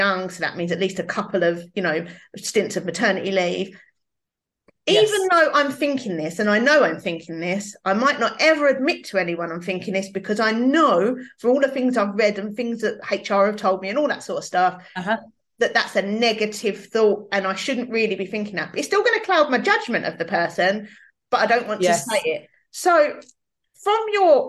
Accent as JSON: {"language": "English", "region": "London", "country": "United Kingdom", "accent": "East London", "said": "my East London accent"}